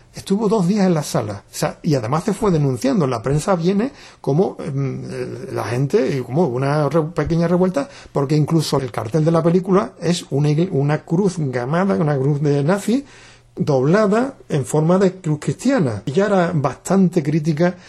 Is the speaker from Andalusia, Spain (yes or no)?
yes; Jerez de la Frontera, Andalusia, Spain; desde que se creó Ecologistas en Acción en mi pueblo, yo soy de Jerez de la Frontera